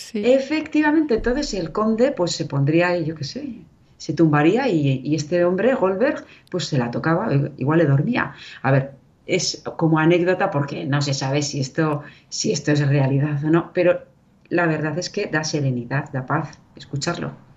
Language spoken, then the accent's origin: Spanish; Irun, Basque Country, Spain; also born or lived in Vera de Bidasoa, Navarre; yo soy vasca